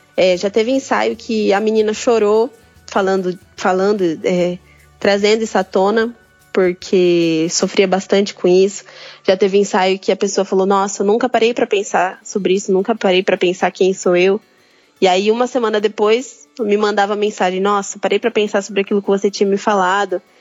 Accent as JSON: {"language": "Portuguese", "country": "Brazil", "said": "sou aqui do Brasil, moro no interior de São Paulo"}